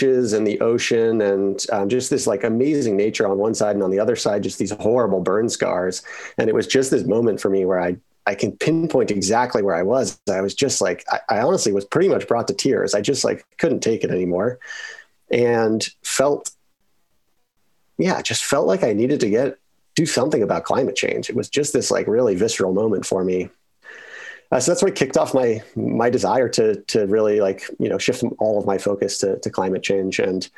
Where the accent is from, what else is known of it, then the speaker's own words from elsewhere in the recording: Boulder, Colorado, United States; moved away; I grew up in Boulder, Colorado